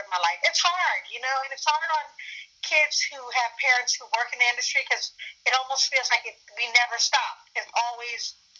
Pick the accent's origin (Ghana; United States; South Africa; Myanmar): Ghana; born there; Because I am African, I was born in Ghana, West Africa.